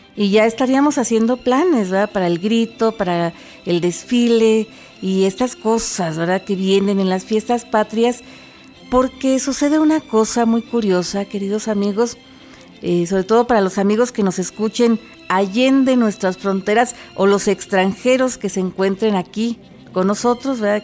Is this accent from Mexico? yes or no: yes; Mexico; Como mexicanos, como parte de esta gran nación que es México